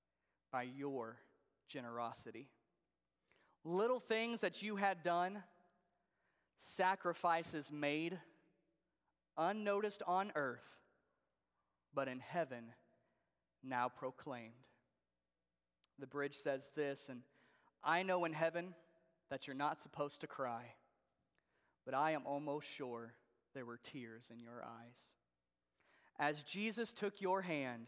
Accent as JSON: {"language": "English", "town": "Jacksonville", "region": "Arkansas", "country": "United States", "tie": "born or raised there", "moved": "yes", "said": "I grew up in Arkansas. Actually, Jacksonville, Arkansas is where I grew up"}